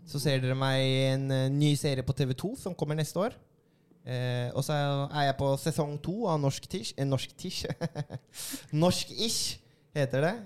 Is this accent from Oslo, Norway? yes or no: yes; Oslo, Norway; born or raised there